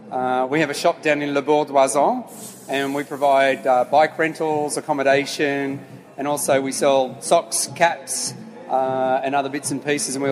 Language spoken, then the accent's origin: English; Australia; accent: Aussie; also born or lived in Lille, France; I am an Australian. I was actually born in Lille a long, long time ago, and my parents immigrated to Australia in 1968. So it's been a while since we've been, so I've got a true Aussie accent.